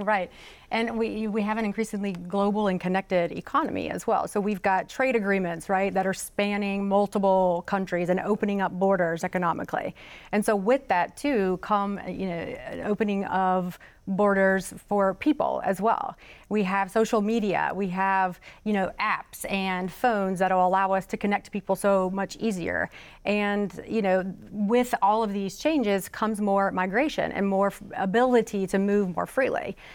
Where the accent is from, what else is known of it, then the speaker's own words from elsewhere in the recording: Florence, South Carolina, United States; I grew up in Florence, South Carolina